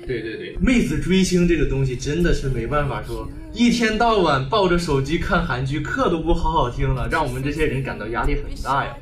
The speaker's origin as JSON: {"language": "Chinese", "town": "Zhengzhou", "region": "Henan", "country": "China", "lives_now": "Nanyang, China", "said": "我是郑州的"}